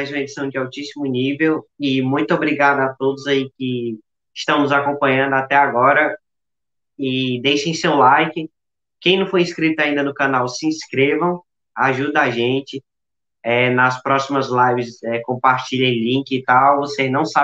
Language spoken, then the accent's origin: Portuguese; Palmácia, Ceará, Brazil; eu sou aqui de Palmácia, né?